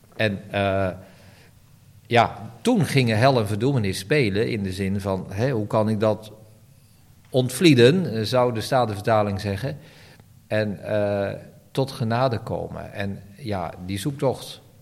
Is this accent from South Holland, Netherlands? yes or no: no; Barneveld, Gelderland, Netherlands; ik groeide op in Barneveld